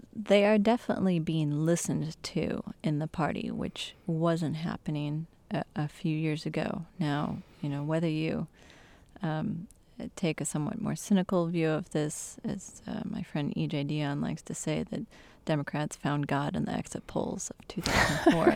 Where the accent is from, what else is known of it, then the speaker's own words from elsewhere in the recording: Michigan, United States; my home state in Michigan